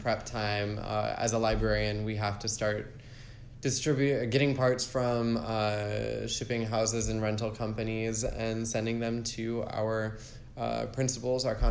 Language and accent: English; Oak Brook, Illinois, United States; I am from a suburb outside of Chicago, Illinois, called